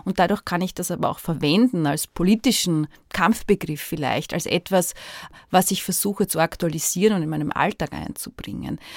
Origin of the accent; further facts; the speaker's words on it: Austria; ich bin hier aufgewachsen in dieser Stadt, ich lebe hier